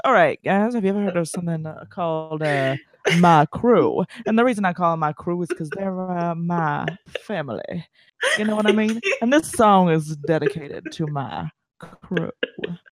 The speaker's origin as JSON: {"language": "English", "region": "the South", "country": "United States", "said": "I am from South."}